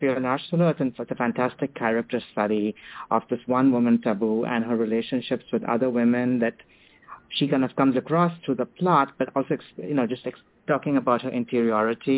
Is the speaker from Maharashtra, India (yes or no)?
yes; Mumbai, Maharashtra, India; growing up in Mumbai